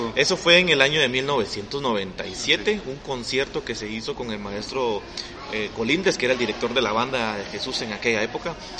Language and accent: Spanish; Guatemala City, Guatemala Department, Guatemala; yo crecí en El Gallito, o sea, yo viví 20 años de mi vida ahí